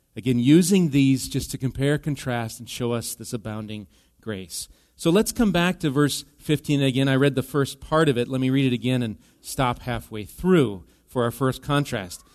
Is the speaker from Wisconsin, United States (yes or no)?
yes; Wisconsin, United States; now in Minnesota, United States; Wisconsin cheese. That's my home state.